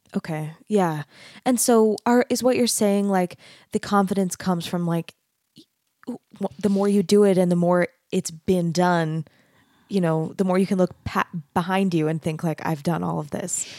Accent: Arizona, United States; moved away as an adult; also born or lived in Texas; I grew up in Arizona, and then I, I went to college in Texas

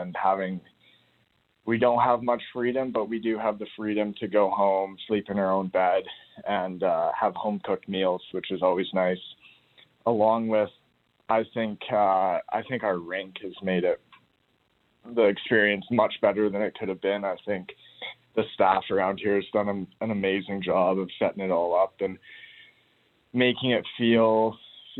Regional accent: Grand Forks, British Columbia, Canada; I grew up in Grand Forks

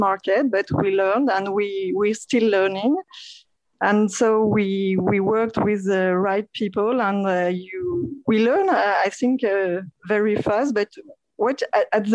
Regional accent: France; English is a second language; moved away as an adult; now in Montreal, Canada; I'm from France, and I moved to Montreal 7 years ago.

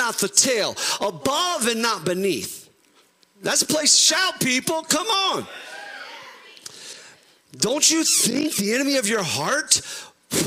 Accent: Ohio, United States; We're from Ohio

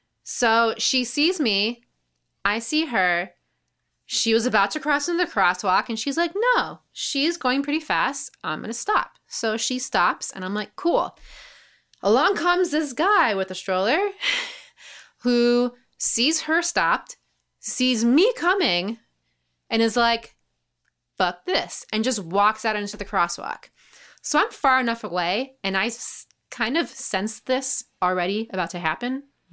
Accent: New York, United States; Because I'm getting pretty good at being a New Yorker now, even though I've lived here all my life.

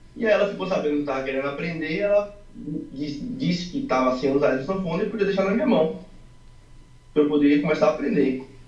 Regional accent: Salvador, Bahia, Brazil; eu sou de Salvador

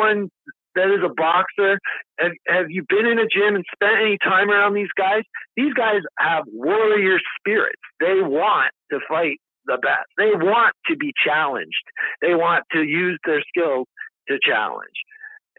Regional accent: Canada; I'm from Canada

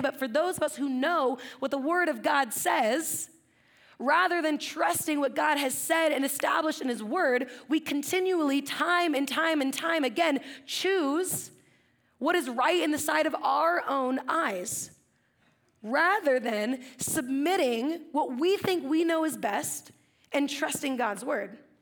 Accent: Central Coast, California, United States; I grew up in the Central Coast

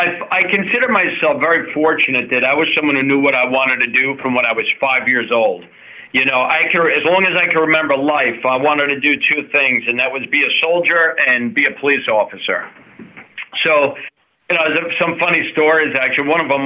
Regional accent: Commack, New York, United States; also born or lived in Syracuse / East Brunswick; Yeah, so I was born in Commack, right here in Suffolk County. And before I was even a year old, my family moved to Syracuse for 5 years, upstate New York, and then to East Brunswick, New Jersey for another 5 years. And then we resettled back in Commack.

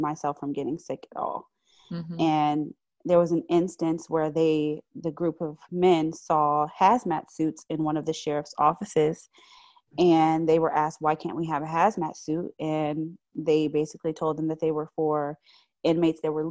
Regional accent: Charlottesville, Virginia, United States; moved away as an adult; now in Richmond, United States; I'm originally from Charlottesville, but I relocated to Richmond in 2010, and I've been here since then.

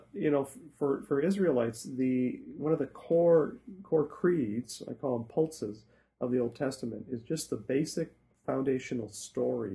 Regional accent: Saskatchewan, Canada; moved away as an adult; also born or lived in Toronto / Truro, Nova Scotia; now in Hamilton, Canada; grew up in Canada, grew up in Saskatchewan

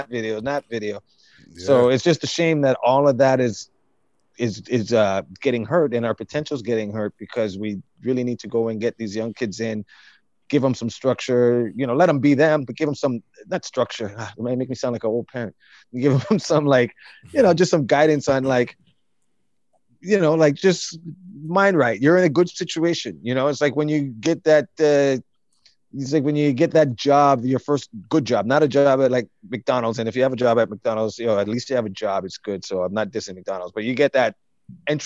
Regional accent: Toronto, Ontario, Canada; I grew up right like on Markham Road between Eglinton and Lawrence

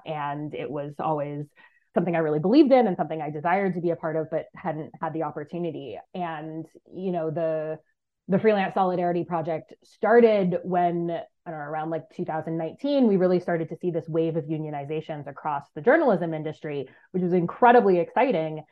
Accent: United States; moved away as an adult; also born or lived in East Africa; my home country of the United States

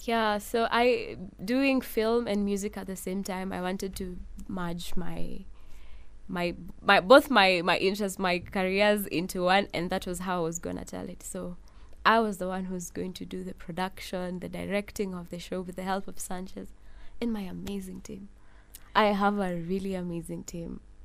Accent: Nairobi, Kenya; I was born in Nairobi

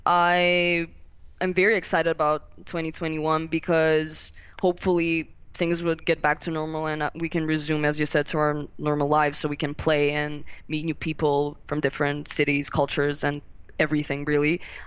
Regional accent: Milan, Lombardy, Italy; he's from Milan, so we're from Milan

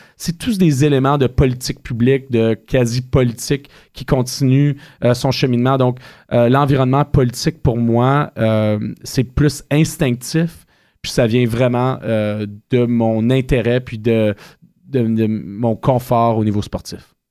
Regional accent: Ottawa, Ontario, Canada; Je suis un petit gars de la Côte de Sable. J'ai grandi à quelques mètres de l'Université d'Ottawa.

